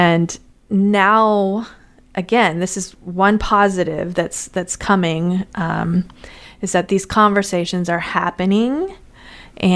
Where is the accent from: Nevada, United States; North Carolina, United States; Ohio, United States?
Nevada, United States; Las Vegas; also born or lived in California; now in St. Louis, United States; I grew up in Las Vegas. I went to school in California and then came to St. Louis.